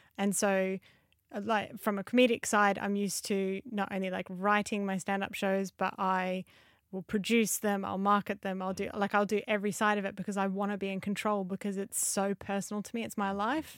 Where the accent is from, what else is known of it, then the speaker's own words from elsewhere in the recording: Australia; moved away; I grew up in Australia, moved over here